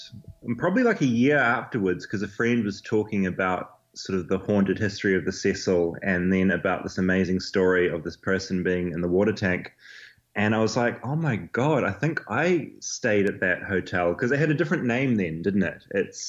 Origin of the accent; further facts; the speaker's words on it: New Zealand; I'm a journalist from New Zealand.